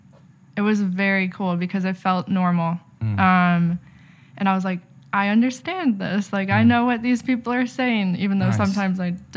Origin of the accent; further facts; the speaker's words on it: Chicago, Illinois, United States; I am from Chicago, Illinois, and I ended up here at Liberty University